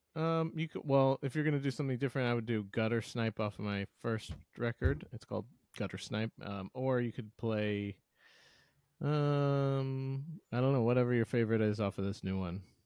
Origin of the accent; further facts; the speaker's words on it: St. Louis, Missouri, United States; I'm from St. Louis, Missouri, and I'm a Cardinals fan